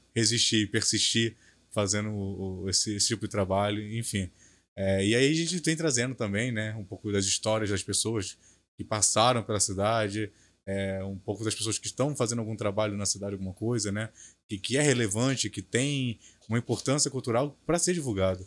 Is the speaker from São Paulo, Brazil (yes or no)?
no; Belford Roxo, Rio de Janeiro, Brazil; falo que sou de Bafo Roxo